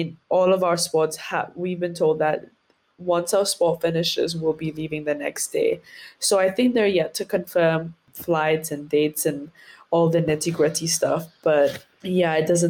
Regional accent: Seychelles; two of our smaller islands here in the Seychelles

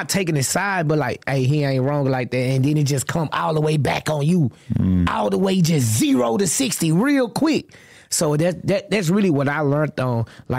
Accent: the South, United States; I'm from the South

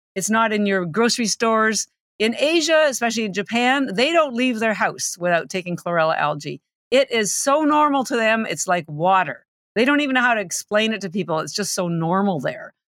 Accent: Canada; moved away as an adult; now in Boston, United States; I'm Canadian, although I've lived in Boston thirty-three years

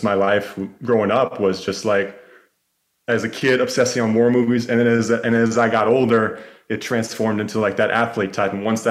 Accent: Carlsbad, California, United States; moved away as an adult; also born or lived in San Diego, United States; now in Austin, United States; So I grew up in Carlsbad.

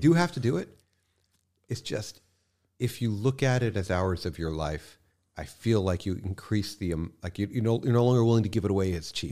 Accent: New York City, New York, United States; also born or lived in Long Island; I grew up in Manhattan, um, and from there we moved out to Long Island for a little

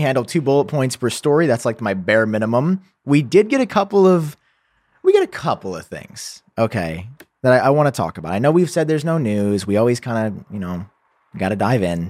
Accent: United States; an American citizen

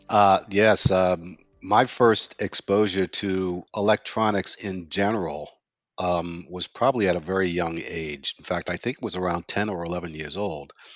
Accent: New York City, New York, United States; growing up in Brownsville was growing up in a ghetto environment

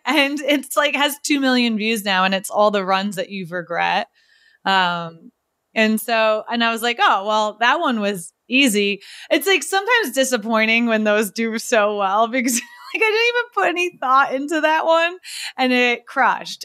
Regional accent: New York, United States; now in Cambridge, United States; I'm from New York, but I live in Cambridge.

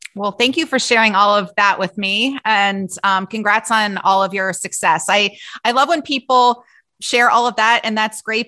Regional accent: Cincinnati, Ohio, United States; I grew up in Cincinnati

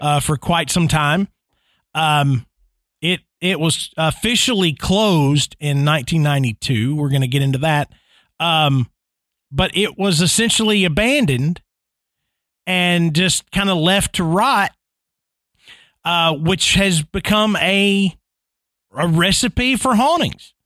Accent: Nashville, Tennessee, United States; my hometown, Nashville, Tennessee

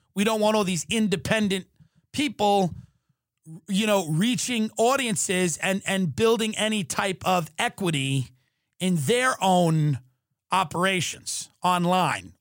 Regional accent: Long Island, New York, United States; I grew up on Long Island

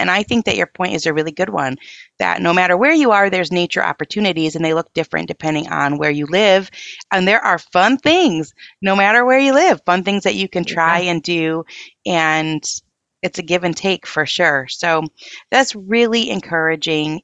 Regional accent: Michigan, United States; I'm from Michigan and we're not far, like an hour

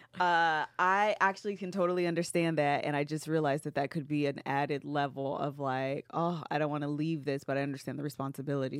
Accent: Seattle, Washington, United States; we're from Seattle.

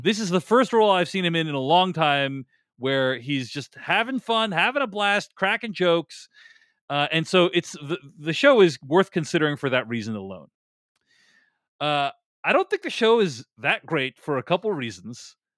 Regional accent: Boston, Massachusetts, United States; moved away as an adult; also born or lived in New York; I grew up in Boston. I spent the first, like, two decades of my life

